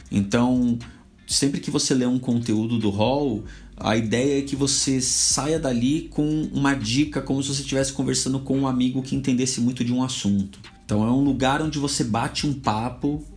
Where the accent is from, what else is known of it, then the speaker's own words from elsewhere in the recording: São Paulo, Brazil; also born or lived in South Zone, São Paulo; minha quebrada é Zona Leste, assim como o Mussum. Eu acho que eu sou até um pouco mais fundão do que o Mussum, porque eu sou do, do Cangaíba